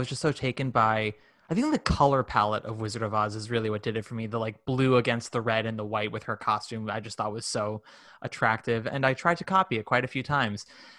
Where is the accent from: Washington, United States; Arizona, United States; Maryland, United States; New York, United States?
New York, United States; Manhattan; also born or lived in New Jersey; Yeah. I grew up in New York and New Jersey, sort of back and forth. But my parents were Upper East Side kids. My grandparents lived in Manhattan and Brooklyn. And like, I'm fourth generation New Yorker.